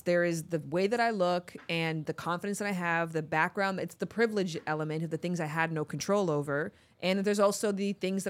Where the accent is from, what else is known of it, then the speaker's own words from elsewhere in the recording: Toronto, Ontario, Canada; Yeah, I'm from Toronto.